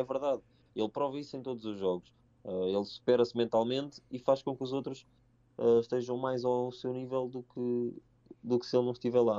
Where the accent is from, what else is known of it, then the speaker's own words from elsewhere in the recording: Mafra, Lisbon, Portugal; eu e o João somos de Mafra e somos os dois do Sporting